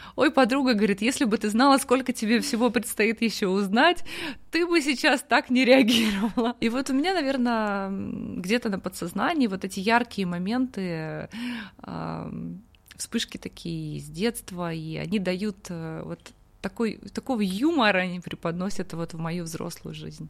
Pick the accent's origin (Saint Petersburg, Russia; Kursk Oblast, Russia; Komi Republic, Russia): Kursk Oblast, Russia; Kursk; moved away; also born or lived in Mongolia; я простая девчонка из Курска